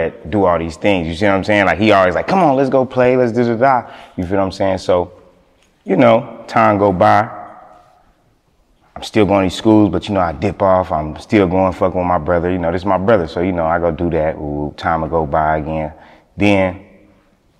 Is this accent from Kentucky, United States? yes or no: no; Kansas City, Kansas, United States; I'm from the Kansas side.